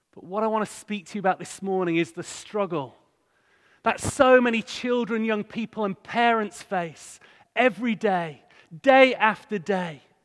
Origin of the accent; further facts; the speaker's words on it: Hull, Yorkshire and the Humber, United Kingdom; moved away as an adult; also born or lived in Bradford; I grew up in Hull